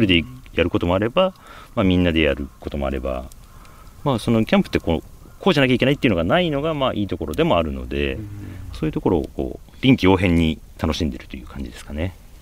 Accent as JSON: {"language": "Japanese", "town": "Nagoya", "region": "Aichi", "country": "Japan", "tie": "born or raised there", "also_born_or_lived": "Gifu Prefecture (paternal grandparents' farm)", "said": "愛知県生まれで、まあ、名古屋市の郊外で育ってたんですけど"}